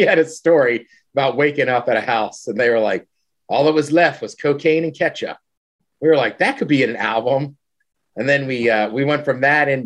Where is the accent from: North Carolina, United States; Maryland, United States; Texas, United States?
Maryland, United States; I'm from Maryland